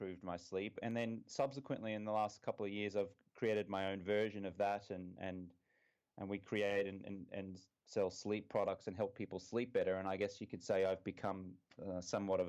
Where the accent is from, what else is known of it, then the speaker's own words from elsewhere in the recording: Brisbane, Queensland, Australia; moved away as an adult; also born or lived in London; I'm from Brisbane, Australia. I was here until I was, when I say here, I'm actually in Brisbane, Australia at the moment. I was here until I was 23 years old